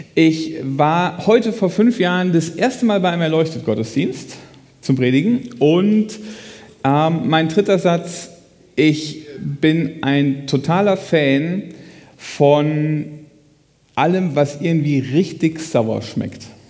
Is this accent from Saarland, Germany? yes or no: no; Hessisch Lichtenau, Hesse, Germany; Ich komme äh, aus Hessisch-Lichtenau